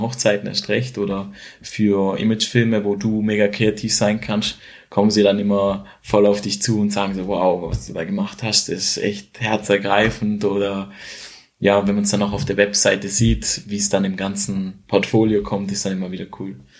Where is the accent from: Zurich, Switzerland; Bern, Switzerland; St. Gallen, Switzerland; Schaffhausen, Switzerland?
Schaffhausen, Switzerland; near; Ich komme aus der Nähe von Schaffhausen oder wohne in der Nähe von Schaffhausen und habe hier eigentlich auch alles oder mein, mein Freundeskreis aufgebaut